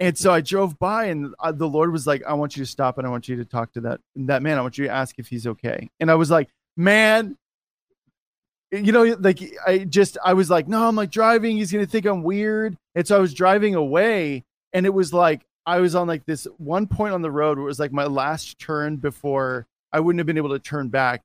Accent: United States; as an American

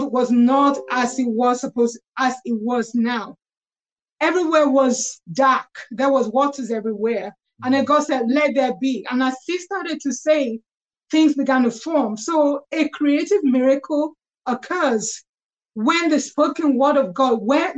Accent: London, United Kingdom; I have lived in London. I was born in London

